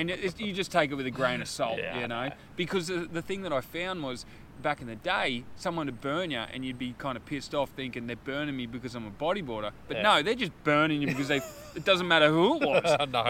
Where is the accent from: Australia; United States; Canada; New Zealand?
Australia; Fingal Head, New South Wales; I grew up in Fingal.